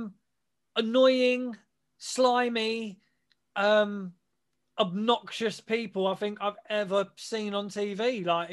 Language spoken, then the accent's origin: English; England, United Kingdom; we're English